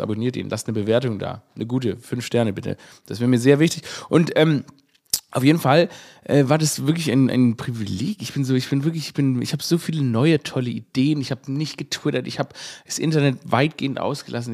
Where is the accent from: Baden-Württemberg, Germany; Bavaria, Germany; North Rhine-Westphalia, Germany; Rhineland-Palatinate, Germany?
Baden-Württemberg, Germany; Stuttgart; moved away; meine Heimatstadt Stuttgart